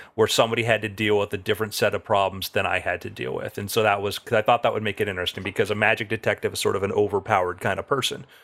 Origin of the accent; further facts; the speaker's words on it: South Florida, United States; I grew up in South Florida